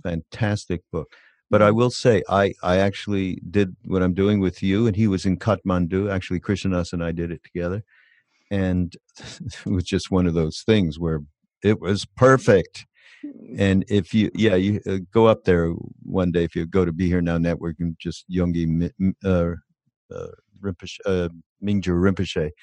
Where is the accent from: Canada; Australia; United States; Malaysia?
Canada; Montreal, Quebec; I'm from Canada